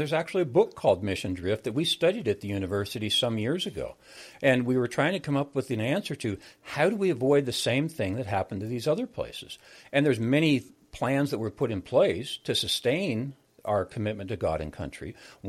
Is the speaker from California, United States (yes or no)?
no; South Dakota, United States; moved away as an adult; also born or lived in Kansas / Illinois; now in Texas, United States; I'm from the heartland. I grew up in South Dakota and went to college in Kansas and Illinois, moved to Texas 45 years ago, and I've been in Texas ever since then. And now I have 7 grandkids here, so I can't leave.